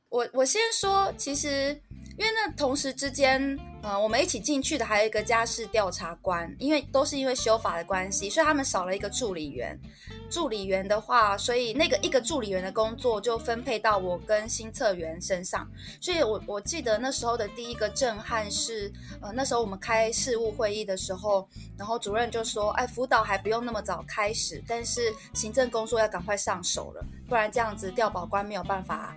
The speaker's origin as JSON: {"language": "Chinese", "town": "Keelung", "country": "Taiwan", "said": "我那时候是基隆人，然后我去了士林地方法院"}